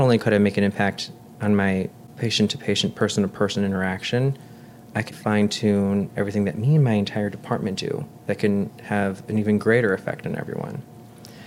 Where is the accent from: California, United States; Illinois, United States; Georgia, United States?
Illinois, United States; West Suburbs of Chicago; We grew up here in the West Burbs, and even in nursing school, I always knew I wanted to work at one of the bigger hospitals